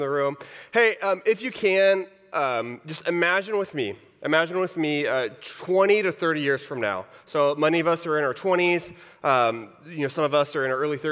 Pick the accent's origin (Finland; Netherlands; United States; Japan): United States; Texas; moved away; I grew up in Texas.